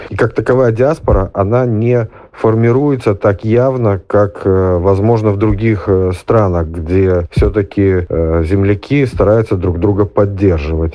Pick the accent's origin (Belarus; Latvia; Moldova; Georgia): Belarus; now in Russia; я из Беларуси